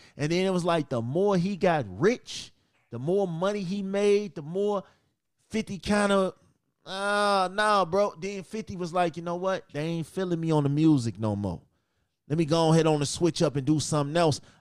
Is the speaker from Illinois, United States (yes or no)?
yes; Chicago, Illinois, United States; my hometown, Chicago